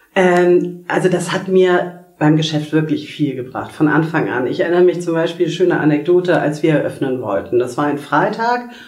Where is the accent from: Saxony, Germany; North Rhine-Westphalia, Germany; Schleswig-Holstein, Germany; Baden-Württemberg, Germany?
Schleswig-Holstein, Germany; Kiel; ich komme aus Kiel